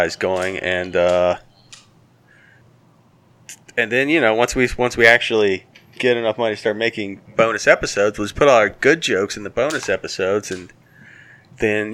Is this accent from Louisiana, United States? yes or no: yes; Louisiana, United States; moved away; I grew up in Louisiana